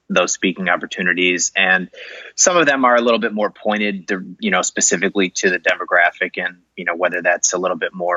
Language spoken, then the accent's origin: English; Chicago, Illinois, United States; I grew up in Chicago, grew up in Rogers Park area.